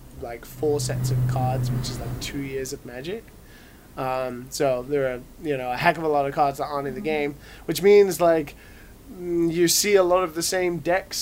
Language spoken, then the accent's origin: English; United Kingdom; accent: British; my shitty British accent